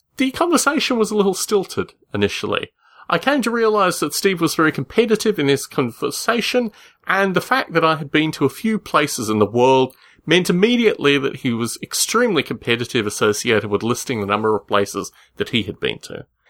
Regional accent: Australia; When I was growing up in Australia

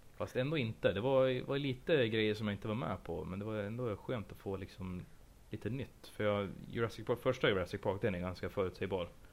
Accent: Sweden; jag är svensk

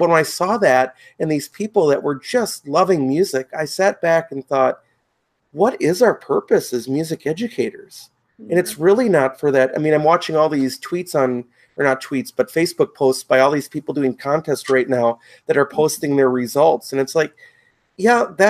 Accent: Wisconsin, United States; I came from Wisconsin, so, you know, similar Midwestern state.

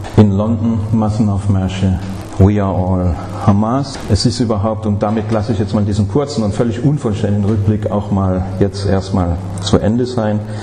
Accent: Stuttgart, Baden-Württemberg, Germany; Ich komme aus Stuttgart

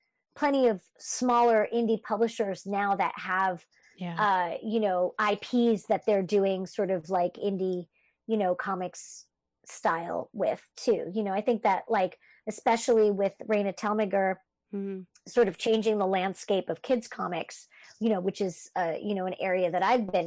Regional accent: Canada; I'm French Canadian

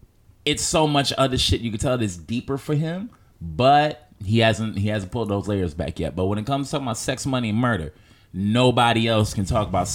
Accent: New York City, New York, United States; I'm black and from Harlem

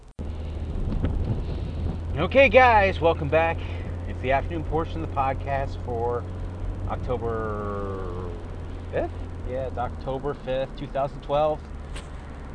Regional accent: United States; I'm definitely an American.

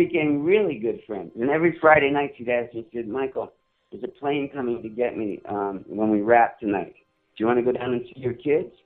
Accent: Paris, Île-de-France, France; moved away; I grew up in Paris

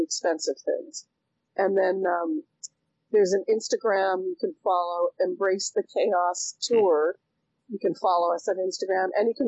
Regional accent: Winnipeg, Manitoba, Canada; also born or lived in China; now in Los Angeles, United States; my hometown of Winnipeg

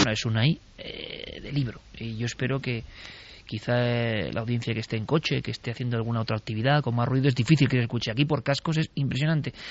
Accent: Vitoria-Gasteiz, Basque Country, Spain; yo como vitoriano, nací en Vitoria

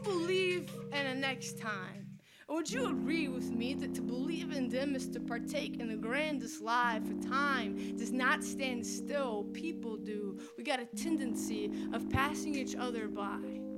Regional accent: Tupelo, Mississippi, United States; moved away; I was born, bred, and raised in Mississippi in a town called Tupelo

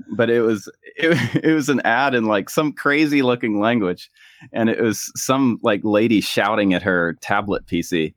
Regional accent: United States; moved away as an adult; whenever I went back home to the U S

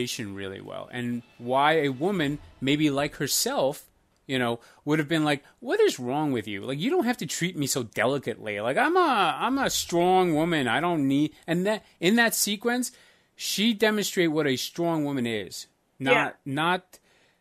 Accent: Iceland; now in United States; I first grew up in Iceland, and then I moved to America with an Albanian family

